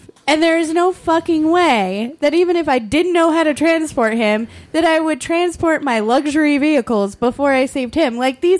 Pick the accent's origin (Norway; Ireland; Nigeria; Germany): Ireland; As an Irish person